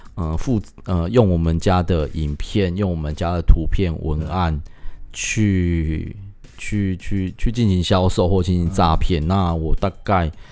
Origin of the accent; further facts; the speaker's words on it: Taiwan; 我们自己台湾人